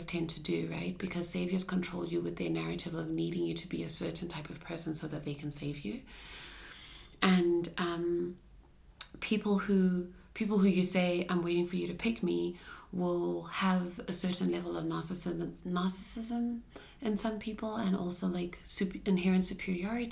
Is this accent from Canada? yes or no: no; Ghana; I'm also like a black female growing up in Shana culture